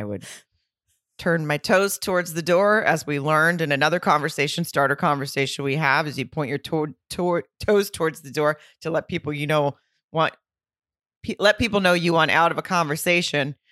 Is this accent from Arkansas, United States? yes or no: yes; Arkansas, United States; I'm from the South